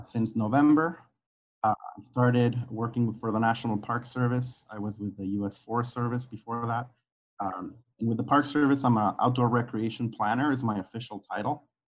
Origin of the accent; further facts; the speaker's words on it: Guadalajara, Jalisco, Mexico; moved away as an adult; now in United States; I was uh, born and raised in Guadalajara, Mexico.